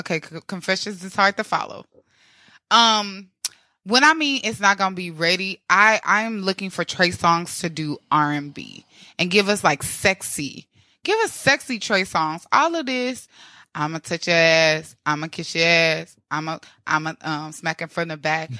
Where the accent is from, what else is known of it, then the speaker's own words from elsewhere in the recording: Midwest, United States; moved away; I come from Midwest